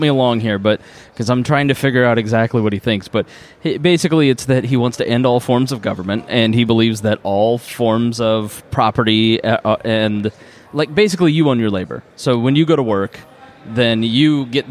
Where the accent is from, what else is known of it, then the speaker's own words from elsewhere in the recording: Indiana, United States; I'm from Indiana